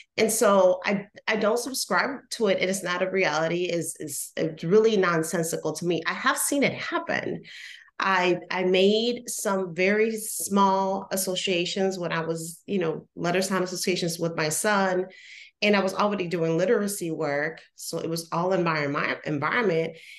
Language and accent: English; Puerto Rico; moved away; I'm originally from Puerto Rico.